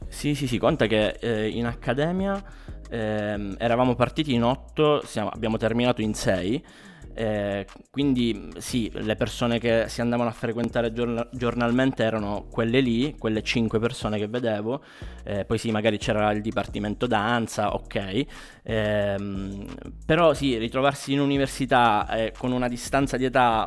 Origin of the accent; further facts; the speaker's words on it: Catania, Sicily, Italy; moved away as an adult; now in Milan, Italy; io sono di Catania, eh, anche se in realtà mh, mm, mi sono trasferito ormai due annetti, qua, due annetti fa qua a Milano